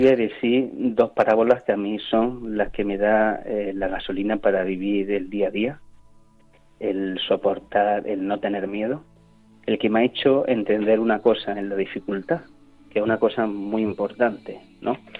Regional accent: Spain; soy español

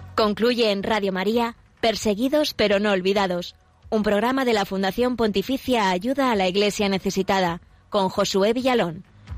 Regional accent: Nicaragua; Yo soy nicaragüense, así que en Nicaragua

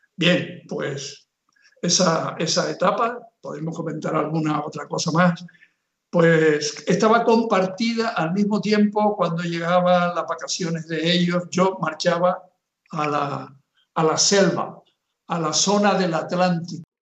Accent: Canary Islands, Spain; moved away as an adult; also born or lived in Nicaragua; soy de Canarias y he estado en misión en Nicaragua

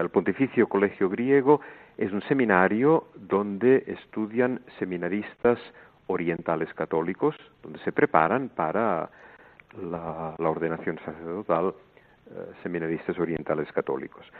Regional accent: El Vendrell, Catalonia, Spain; moved away as an adult; also born or lived in Montserrat; now in Greece; yo nací en un pueblo que se llama Vendrell, cerca de Tarragona

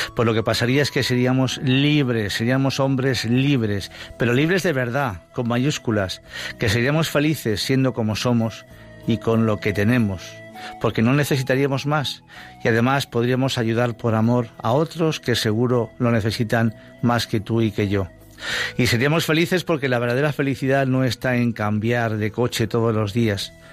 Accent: Madrid, Community of Madrid, Spain; Yo soy de Madrid, pero toda mi familia es de Badajoz.

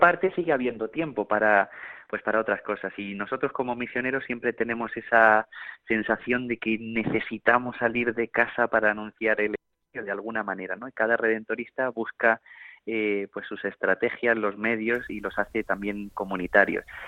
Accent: Granada, Andalusia, Spain; desde pequeñito he cantado, mi abuela es una cantadora de flamenco, soy de Granada

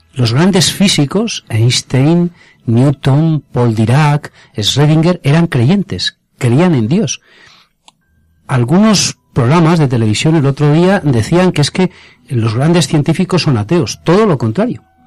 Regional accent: Torrecilla de la Orden, Castile and León, Spain; en mi pueblo, en Torrecilla la Orden, en Valladolid

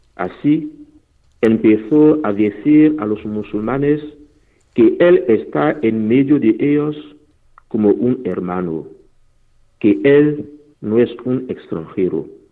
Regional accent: Benin; first language Fon; Spanish is a second language; moved away; misioneros que han llegado en mi país, Benin

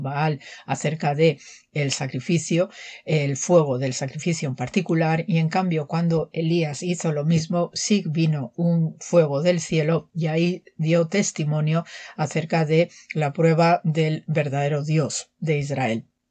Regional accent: Manzanares, Castilla-La Mancha, Spain; soy de Manzanares, Ciudad Real

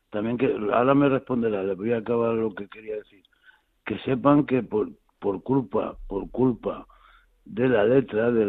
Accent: Reus, Catalonia, Spain; born there; Nací en Reus.

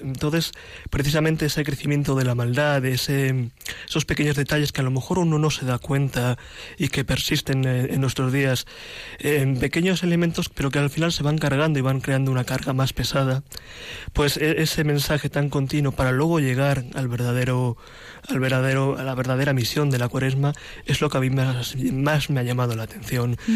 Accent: Madrid, Community of Madrid, Spain; soy un joven, un joven cristiano, original de Madrid

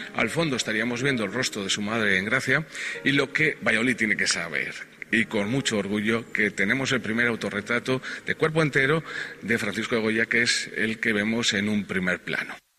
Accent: Valladolid, Castile and León, Spain; nuestra tierra, en Castilla y León, en, en Valladolid en concreto

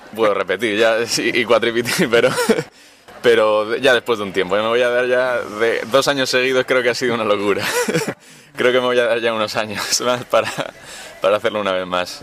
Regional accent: Cartagena, Region of Murcia, Spain; tengo 19 años y soy de Cartagena. En Murcia.

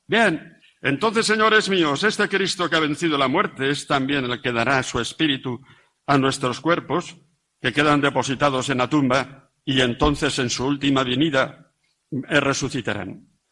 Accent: about 60 km from Pamplona, Navarre, Spain; en mi pueblo a la marquesina donde cogemos los autobuses para Pamplona

